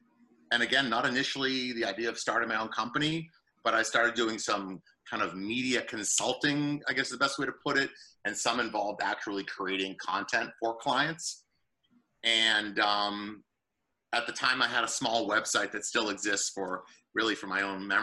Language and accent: English; Boston, Massachusetts, United States; moved away as an adult; now in Southern New Jersey, United States; I grew up in the North Shore area of Boston